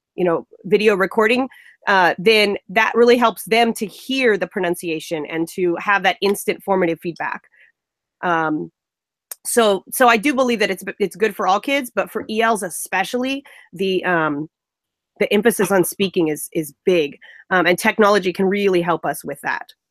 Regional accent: Central California, United States; I am from Central California.

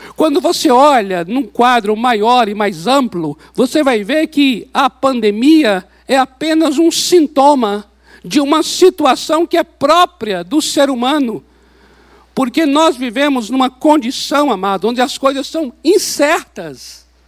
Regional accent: Brazil; nós somos aqui do Brasil, nós somos brasileiros

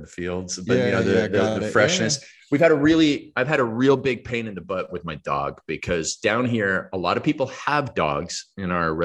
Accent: Stratford, Ontario, Canada; moved away as an adult; now in Mexico; I was born and raised in Stratford, Ontario, Canada

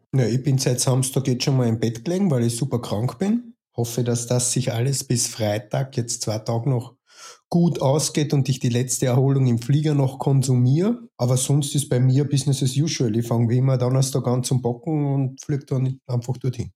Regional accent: Carinthia, Austria; also born or lived in Stockerau; now in Vienna, Austria; gebürtig ähm, Kärntner, quasi an der Grenze zur Steiermark im Süden von Österreich. Ähm, jetzt wohnhaft in Wien, Wien seit ähm, 1999

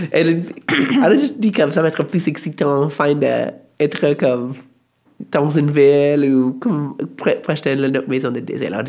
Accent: Alaska, United States; born or raised there

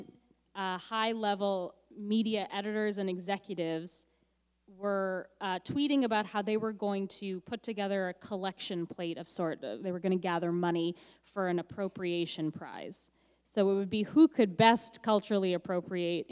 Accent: Canada; I'm the Canadian you.

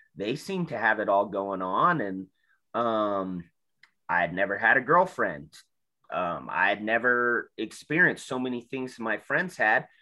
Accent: South Salt Lake, Utah, United States; I grew up in South Salt Lake

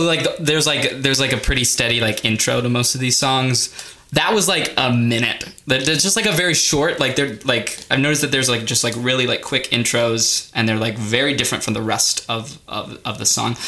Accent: the South, United States; now in Washington, D.C., United States; I come from the South. Um, learning that I am more and more Southern

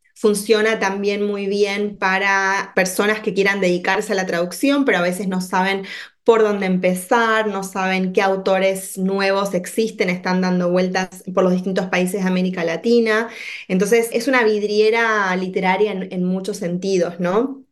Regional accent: Buenos Aires, Argentina; moved away as an adult; also born or lived in Washington, D.C., United States; now in Chicago, United States; yo en realidad soy oriunda de, de Buenos Aires, como se habrá notado ya por mi acento

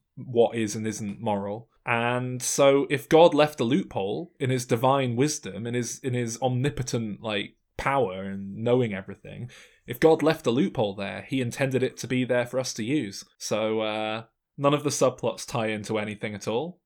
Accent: England, United Kingdom; I'm English.

